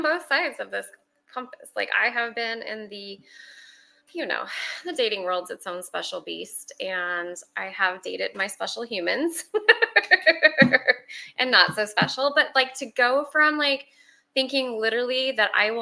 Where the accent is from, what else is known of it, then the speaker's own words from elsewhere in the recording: Montana, United States; moved away as an adult; now in Arlington, United States; I'm originally from Montana, Big Sky Country